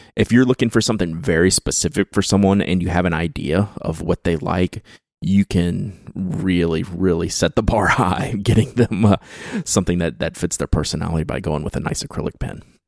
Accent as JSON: {"language": "English", "town": "Baton Rouge", "region": "Louisiana", "country": "United States", "tie": "born or raised there", "said": "I was born and raised in Baton Rouge, Louisiana"}